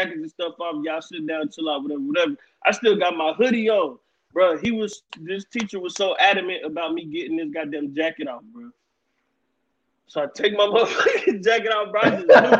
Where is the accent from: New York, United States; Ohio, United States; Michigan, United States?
Ohio, United States; growing up in Ohio, where I'm at, it's all Cincinnati stuff